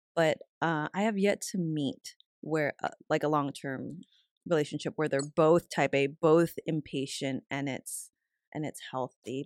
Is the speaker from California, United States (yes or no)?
yes; San Carlos, California, United States; I was raised in the Bay Area, in a town called San Carlos